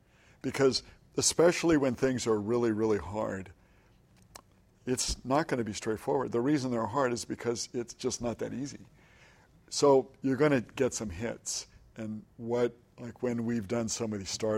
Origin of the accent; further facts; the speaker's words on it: Hawaii, United States; we're from Hawaii.